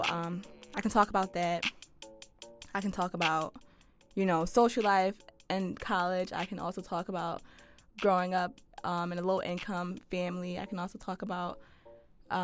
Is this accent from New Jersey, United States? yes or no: no; Philadelphia, Pennsylvania, United States; Born and raised in Philadelphia.